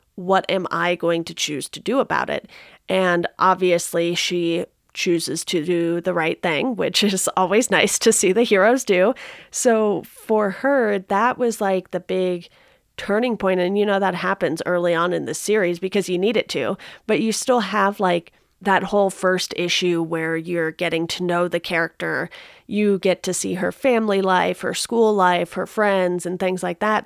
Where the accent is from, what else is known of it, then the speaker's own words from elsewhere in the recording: Southern California, United States; growing up in Southern California